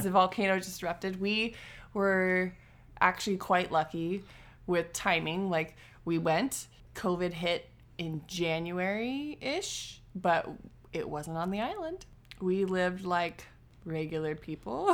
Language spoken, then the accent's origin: English; Washington, United States; moved away as an adult; also born or lived in Saint Vincent and the Grenadines; we're originally from Washington